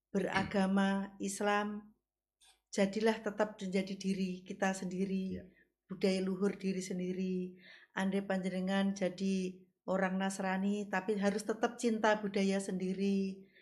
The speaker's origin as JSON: {"language": "Indonesian", "town": "Kediri", "region": "East Java", "country": "Indonesia", "tie": "born there", "lives_now": "Tulungagung, Indonesia", "said": "saya kelahiran Kediri"}